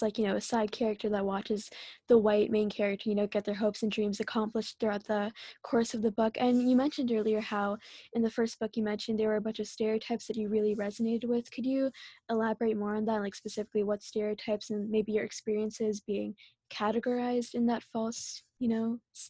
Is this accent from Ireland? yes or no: no; India; Or like for me being Indian, like I don't even know, but I guess spray tans, right? Like us Indian girls, like the bleaching industry is so huge